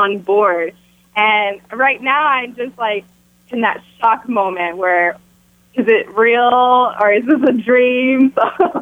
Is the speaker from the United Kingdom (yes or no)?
no; Texas, United States; moved away; I'm in Texas. I came to Texas for this premiere, just to be here in my hometown